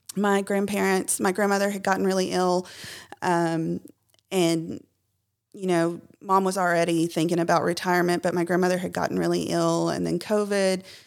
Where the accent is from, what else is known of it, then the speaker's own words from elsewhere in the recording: Clarksville, Tennessee, United States; I'm from Clarksville